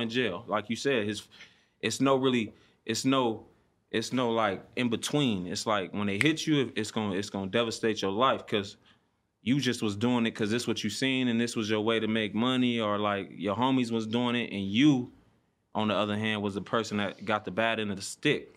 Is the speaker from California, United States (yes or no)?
yes; Compton, California, United States; I'm from Compton, yep. Um, born and raised